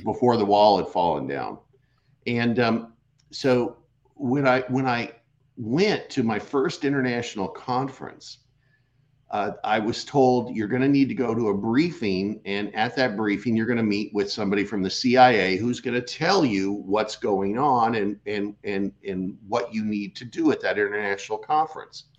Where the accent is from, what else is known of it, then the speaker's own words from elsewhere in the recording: Seattle, Washington, United States; also born or lived in California; now in Phoenix, United States; I'm originally from Seattle